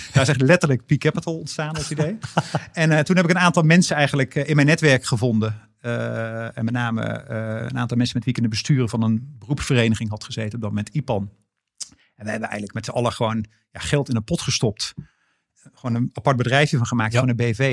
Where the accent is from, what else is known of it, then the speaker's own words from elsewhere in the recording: North Brabant, Netherlands; moved away as an adult; also born or lived in Antwerp / Randstad; ik was als Brabander